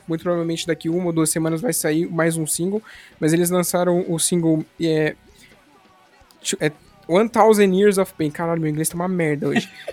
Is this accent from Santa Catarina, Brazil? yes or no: no; São Paulo, Brazil; now in Paraná, Brazil; eu pelo menos não sou aqui do Paraná, eu sou aí de São Paulo, lá de São Paulo na verdade